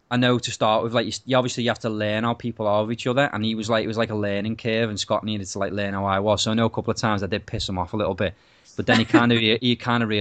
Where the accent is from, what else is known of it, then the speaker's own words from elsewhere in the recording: England, United Kingdom; moved away; I'm from England and all my family and friends are back home